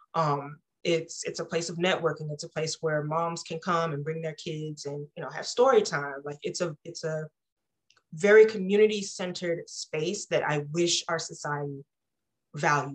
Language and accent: English; Deep East Texas, United States; as someone who grew up in a rural environment, I come from Deep East Texas